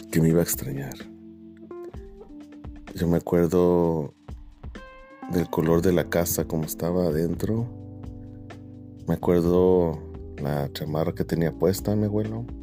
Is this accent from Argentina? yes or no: no; Mexico; now in United States; Puedo acordar del último abrazo que mi abuelo me dio cuando nos vinimos desde México a Estados Unidos.